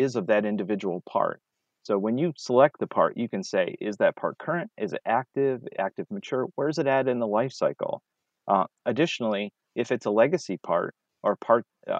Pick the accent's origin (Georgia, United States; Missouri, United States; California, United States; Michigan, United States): Michigan, United States; Detroit; I'm from Detroit